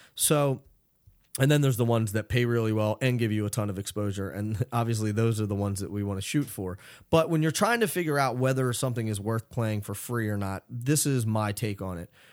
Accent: Philadelphia, Pennsylvania, United States; I grew up in Philadelphia

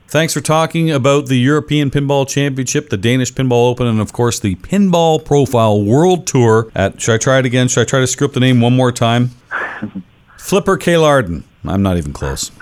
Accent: Canada; I'm Canadian

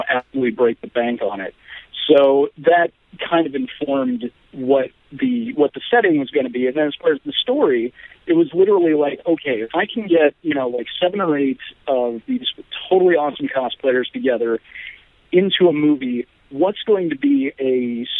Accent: Omaha, Nebraska, United States; moved away as an adult; also born or lived in Santa Fe, New Mexico; now in Los Angeles, United States; I'm an Omaha native, I grew up in the Midwest

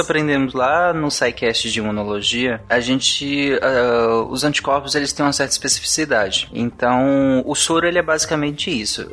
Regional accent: Pará, Brazil; quando eu era pequeno, eu morava no Pará

